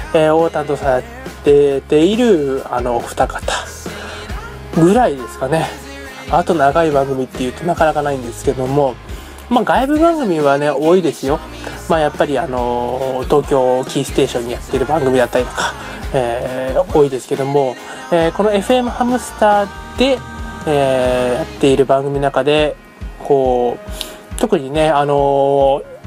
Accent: Hiroshima, Japan; まあ僕ここ広島の出身でですね

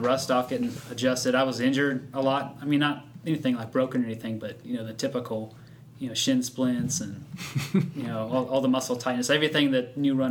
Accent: Sacramento, California, United States; moved away; I grew up in Sacramento

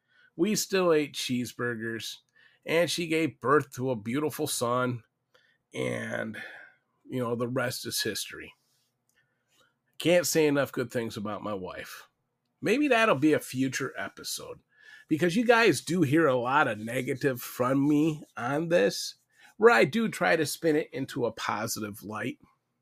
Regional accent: Louisville, Kentucky, United States; I never divulged where I was from. My city was originally Louisville, Kentucky, where I hailed from.

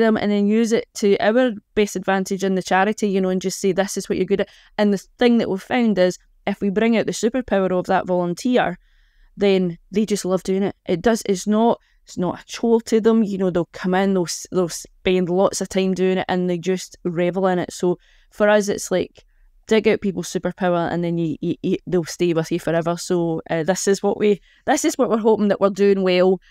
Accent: Annbank, Scotland, United Kingdom; I'm born and bred in Anbank

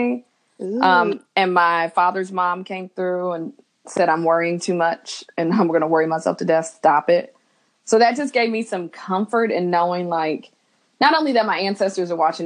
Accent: Indianapolis, Indiana, United States; moved away as an adult; also born or lived in New York City; now in Los Angeles, United States; I am from Indianapolis, Indiana. I'm a Midwest girl

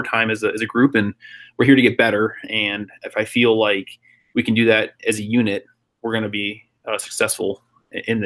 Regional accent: San Jose, California, United States; also born or lived in Netherlands; as a kid growing up in South San Jose

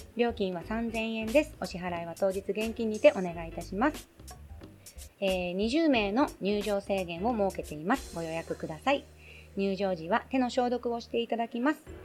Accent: Tokyo, Japan; also born or lived in Okinawa; 出身もね生まれ育ちも東京

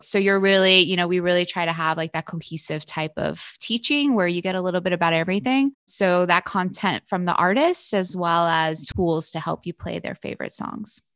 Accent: Wilkes-Barre, Pennsylvania, United States; I'm from a, a town in Pennsylvania called Wilkes Barre, Pennsylvania

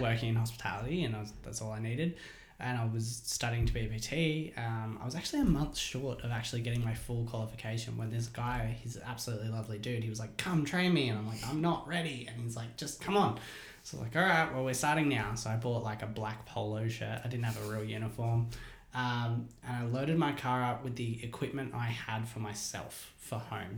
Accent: Hilltop, New South Wales, Australia; I grew up in Hilltop, um, and it was you know pretty safe, small place

